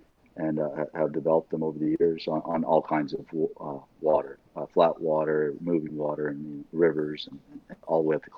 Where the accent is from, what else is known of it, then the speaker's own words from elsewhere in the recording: Illinois, United States; born there; I grew up all over the country. I was born in Southern Illinois.